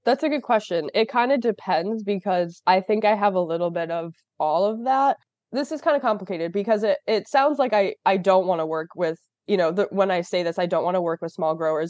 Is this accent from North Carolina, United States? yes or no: no; Rochester, New York, United States; I'm from Rochester, New York